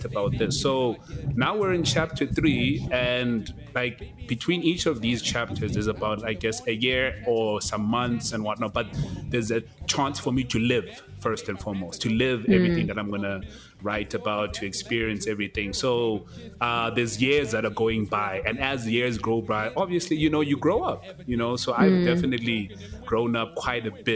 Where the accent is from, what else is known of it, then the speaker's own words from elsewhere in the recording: Kokstad, KwaZulu-Natal, South Africa; moved away as an adult; now in Johannesburg, South Africa; I'm from Kokstad, Tex. Like, I'm not even from Durban. I'm not even from anywhere else. You know what I mean? So I've already left my comfort zone, my physical comfort zone, like where I grew up